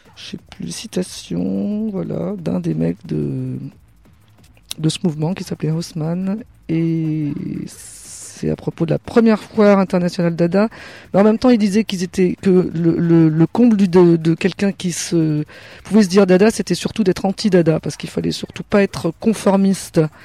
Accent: Burgundy, Bourgogne-Franche-Comté, France; on vient de Bourgogne, du côté viticulteur

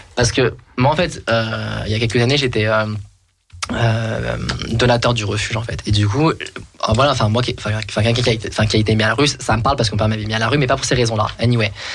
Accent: France; je suis né en France

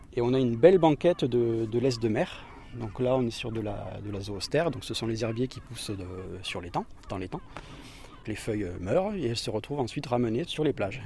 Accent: Perpignan, Occitania, France; je suis originaire de Perpignan. J'ai toujours vécu pas très loin de ce type de milieu.

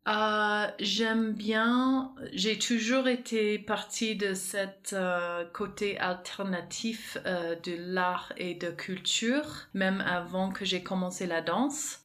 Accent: Canada; moved away as an adult; also born or lived in France; now in Aix-en-Provence, France; à l'origine, je suis canadienne

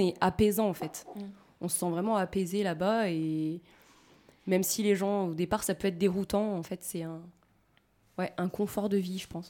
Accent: France

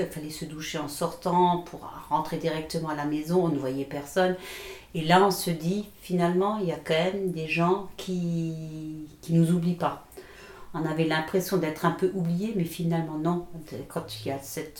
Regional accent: Moselle, Grand Est, France; chez nous en Moselle

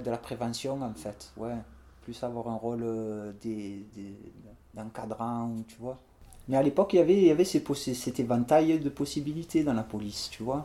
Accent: Marseille, Provence-Alpes-Côte d'Azur, France; j'ai grandi à La Rose

